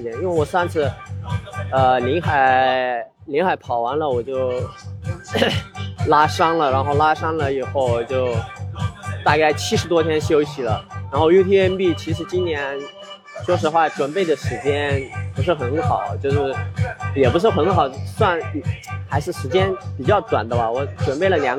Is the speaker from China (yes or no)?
yes; China; 这种能量爆发出来，然后让他们看到我们中国人也可以做。